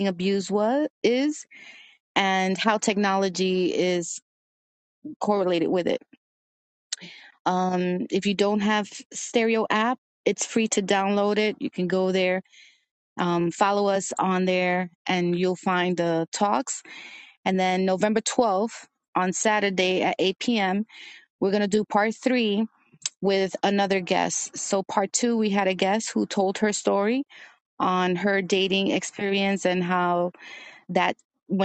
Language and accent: English; New York City, New York, United States; also born or lived in Brooklyn / Dominican Republic (parents); I was a dancer when I was younger in Washington Heights in New York